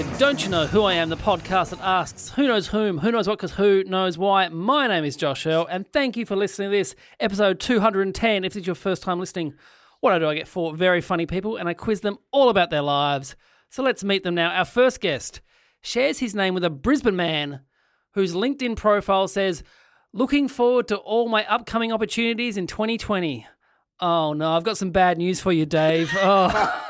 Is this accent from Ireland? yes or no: yes; Ireland; That's I'm from Ireland. Come on!